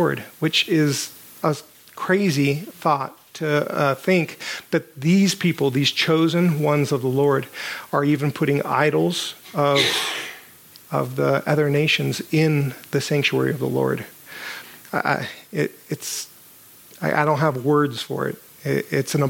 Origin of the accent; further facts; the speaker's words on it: United States